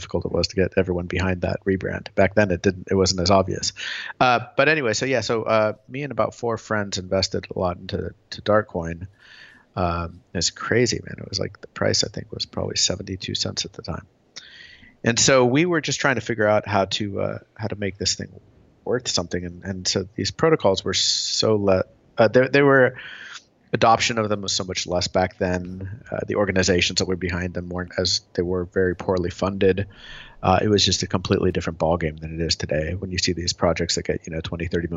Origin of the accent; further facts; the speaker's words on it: Tulsa, Oklahoma, United States; moved away as an adult; now in California, United States; I grew up in Oklahoma, Tulsa, Oklahoma, of all places